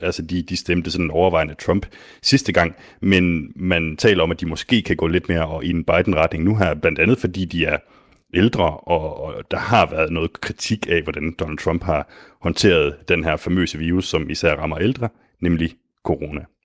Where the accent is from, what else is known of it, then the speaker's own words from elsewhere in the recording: Denmark; som dansker